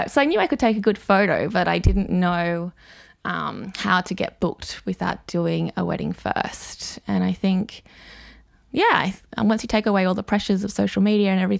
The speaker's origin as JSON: {"language": "English", "country": "South Africa", "tie": "born there", "said": "so basically, my love of sort of South Africa, where this project starts from, is because I was born in South Africa and I've been going back and affiliated with South Africa for a really long time"}